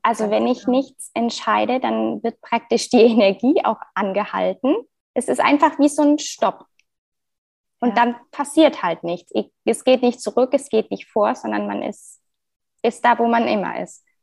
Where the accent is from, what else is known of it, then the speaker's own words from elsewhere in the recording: Frankfurt, Hesse, Germany; ich bin aus Frankfurt, bin liebe Frankfurt